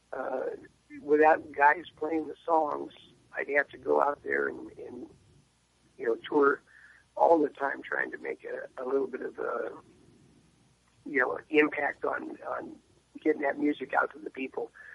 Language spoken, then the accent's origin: English; San Diego, California, United States; moved away as an adult; now in Franklin, United States; I grew up in San Diego. I've been there since 1956, and uh, uh, my dad was in the Navy when we moved there